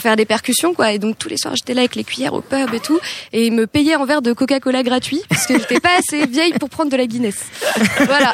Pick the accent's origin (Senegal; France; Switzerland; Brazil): France; Hauts-de-Seine, Île-de-France; moi j'ai grandi en ile de france dans le 92